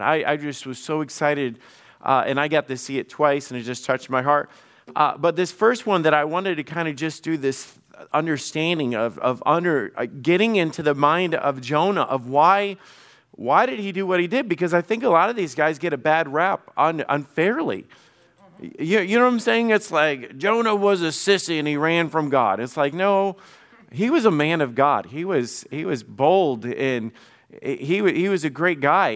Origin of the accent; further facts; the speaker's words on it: the South, United States; I grew up in the South